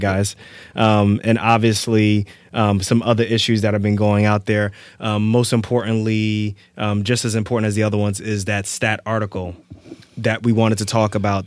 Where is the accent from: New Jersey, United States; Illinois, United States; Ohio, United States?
New Jersey, United States; Irvington; moved away; also born or lived in Lefrak City, Queens, New York; I grew up in Irvington, New Jersey, as well as Lefrac City